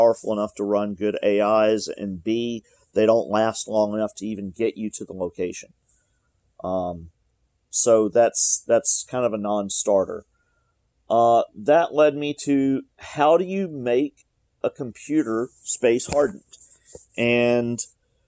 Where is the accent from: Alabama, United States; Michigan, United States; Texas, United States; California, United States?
Alabama, United States; I'm from Alabama, and I grew up here